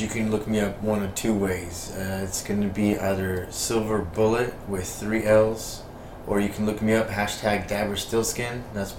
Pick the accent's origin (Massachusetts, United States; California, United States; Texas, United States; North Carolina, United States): California, United States; Los Angeles; now in Las Vegas, United States; I'm originally from the 818, you know, like Northridge, Granada Hills area.